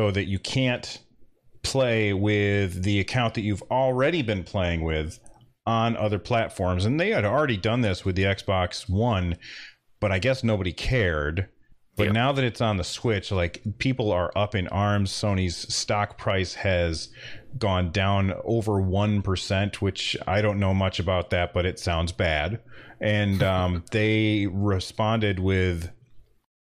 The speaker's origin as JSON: {"language": "English", "country": "United States", "said": "I'm an American guy"}